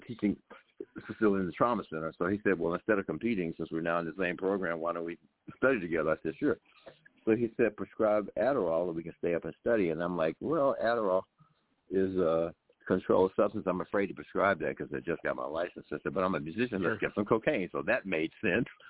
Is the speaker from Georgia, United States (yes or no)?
yes; Atlanta, Georgia, United States; I grew up on Morehouse, Atlanta University campus where my parents taught. So I grew up on it's all uh, classic, uh, historically black university in uh, in Atlanta, Georgia